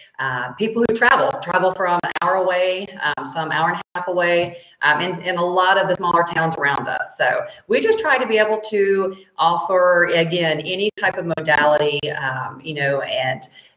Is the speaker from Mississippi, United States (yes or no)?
yes; Mississippi, United States; moved away; Well, I'm from Mississippi originally. I used to say root cause.